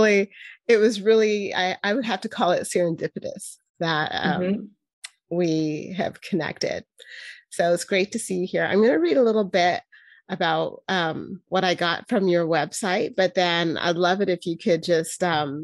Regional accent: Cambridge, Ontario, Canada; now in California, United States; I grew up in Canada. So you grew up in Toronto. I don't know if you're familiar with Cambridge, but I grew up in Cambridge.

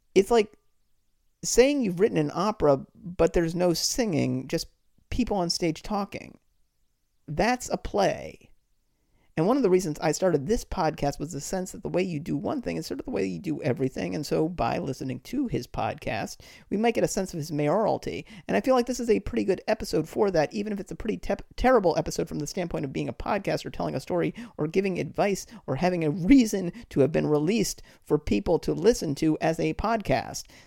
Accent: Boston, Massachusetts, United States; I grew up in the Boston area

